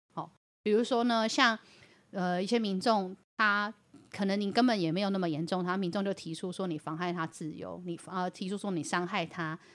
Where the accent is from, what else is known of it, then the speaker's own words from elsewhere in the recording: Yilan County, Taiwan; 我们宜兰人